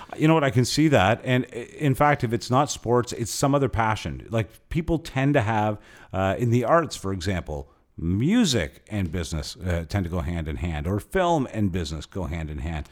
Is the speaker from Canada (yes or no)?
yes; Canada; being Canadian there